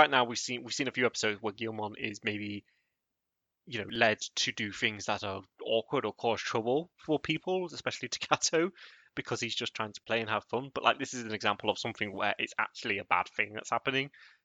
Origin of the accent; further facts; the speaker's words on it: United Kingdom; I am at a disadvantage for being terminally British.